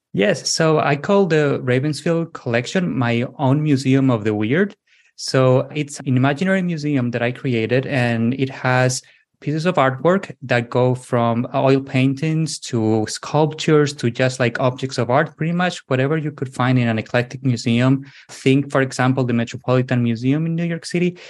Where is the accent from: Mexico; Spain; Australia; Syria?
Spain; southwest Spain; English is a second language; moved away as an adult; also born or lived in United States / Lisbon area, Portugal; So I'm originally from Spain. I was born in the southwest of Spain, but then I moved to the United States in my early 20s.